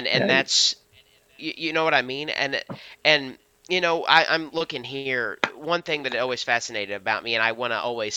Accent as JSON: {"language": "English", "region": "Missouri", "country": "United States", "said": "We're from Missouri"}